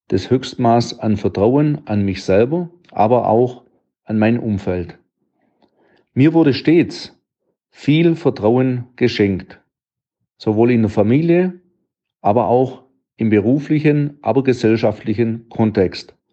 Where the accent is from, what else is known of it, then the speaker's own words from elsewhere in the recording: Baden-Württemberg, Germany; accent: Swabian; Wie man es meinem Dialekt entnehmen kann, ich bin ein stolzer Schwab.